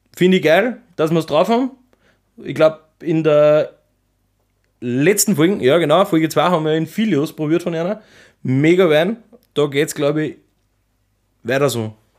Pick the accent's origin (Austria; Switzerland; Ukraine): Austria; bei uns in Österreich